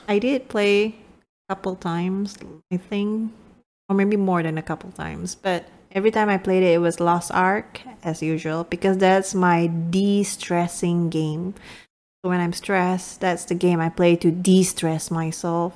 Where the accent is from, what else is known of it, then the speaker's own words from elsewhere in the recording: Malaysia; moved away; I'm speaking from, from my home country, Malaysia